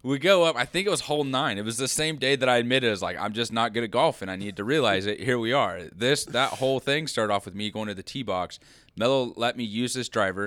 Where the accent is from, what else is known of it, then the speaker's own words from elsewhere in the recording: Liberal, Kansas, United States; growing up in Liberal